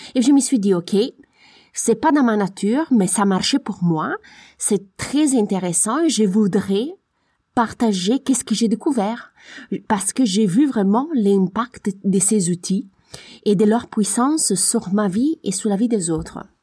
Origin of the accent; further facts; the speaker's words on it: Italy; French is a second language; moved away; je suis italienne